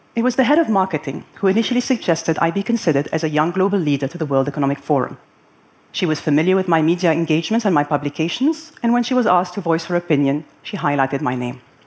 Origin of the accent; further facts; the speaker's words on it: Lebanon; moved away as an adult; now in Abu Dhabi, United Arab Emirates; I had grown up in my hometown of Lebanon